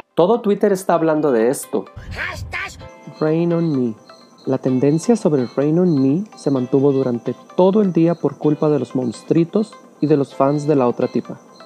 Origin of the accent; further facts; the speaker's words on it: Mexico; Somos mexicanos